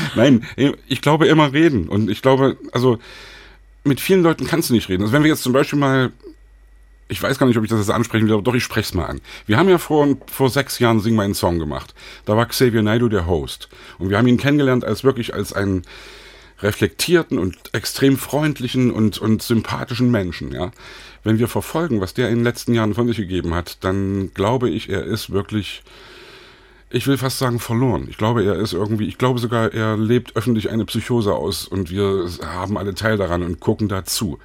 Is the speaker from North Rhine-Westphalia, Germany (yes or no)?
no; Leipzig, Saxony, Germany; als Leipziger damals auch 89 mit auf den Straßen war